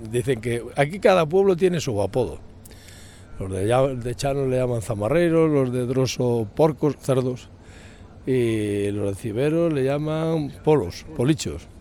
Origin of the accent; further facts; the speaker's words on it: Lubián, Castile and León, Spain; Nosotros eh, lo Lubián, pues lobos